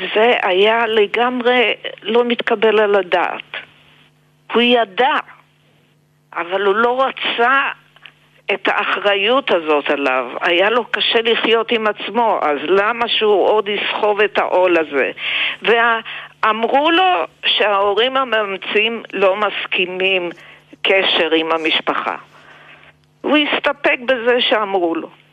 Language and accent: Hebrew; Israel; accent: typical Israeli; also born or lived in Poland; היה לי מבטא ישראלי טיפוסי. נראיתי מאוד ישראלית, נשמעתי ישראלית, העברית שלי הייתה מעולה